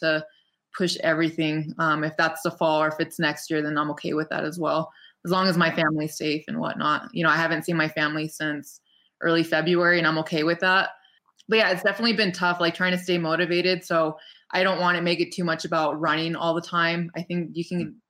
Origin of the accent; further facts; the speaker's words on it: Rancho Cucamonga, California, United States; moved away as an adult; now in Big Bear Lake, United States; my hometown of Ranch Cucamonga